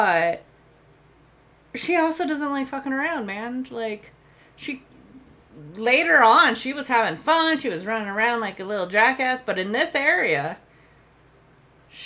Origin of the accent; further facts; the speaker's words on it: Colorado, United States; I grew up in the mountains. I grew up in Colorado.